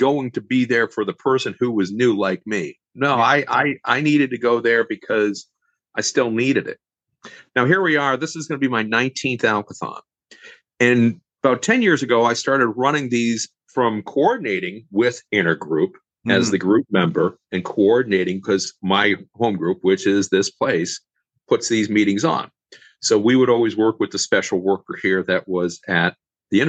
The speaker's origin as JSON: {"language": "English", "town": "Boston", "region": "Massachusetts", "country": "United States", "moved": "yes", "said": "I'm from Boston originally"}